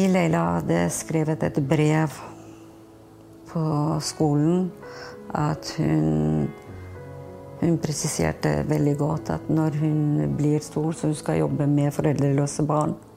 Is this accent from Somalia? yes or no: no; Kosovo; now in Fredrikstad, Norway; Vi er fra Kosovo